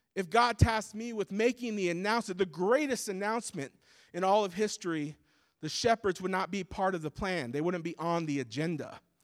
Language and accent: English; United States; born and raised in the States like myself